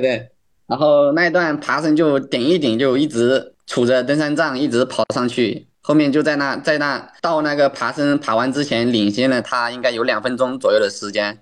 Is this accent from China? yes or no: yes; Guizhou, China; 我是来自贵州的一名选手